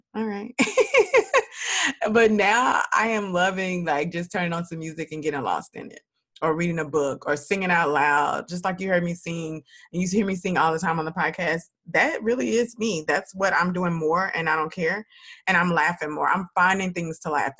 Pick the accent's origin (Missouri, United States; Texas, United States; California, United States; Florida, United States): Texas, United States; Dallas; also born or lived in Houston; I'm from Dallas